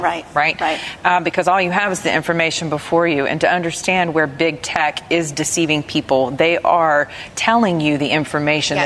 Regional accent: the South, United States; I'm from the South

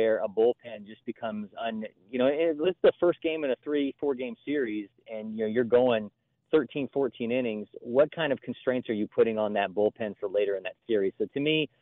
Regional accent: Ohio, United States; I'm from Ohio

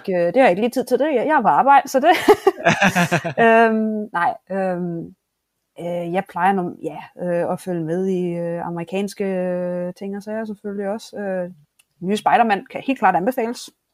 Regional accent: Denmark; moved away as an adult; now in Japan; min egen bedstemor hjemme i Danmark

